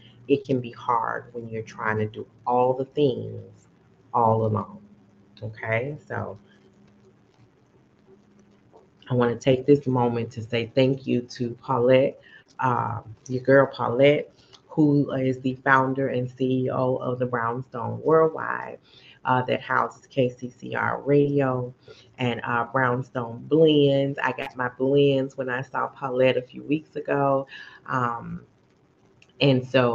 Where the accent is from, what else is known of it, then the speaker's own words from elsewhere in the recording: Chicago, Illinois, United States; now in Dallas, United States; I'm from Chicago